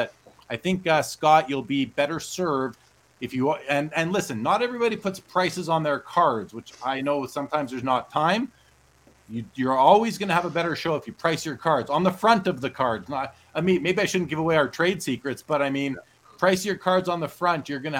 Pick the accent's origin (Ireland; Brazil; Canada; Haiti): Canada